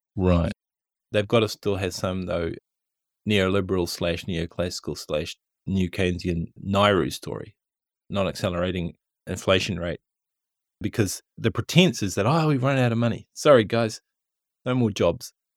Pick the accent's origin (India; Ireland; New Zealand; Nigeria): New Zealand; most people do in New Zealand when we're buying books from Amazon. New Zealand dollars go down in our bank accounts